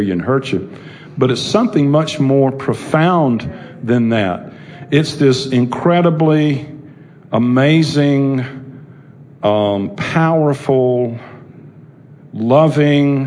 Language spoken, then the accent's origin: English; Charlotte, North Carolina, United States; I grew up over on Park Road here in Charlotte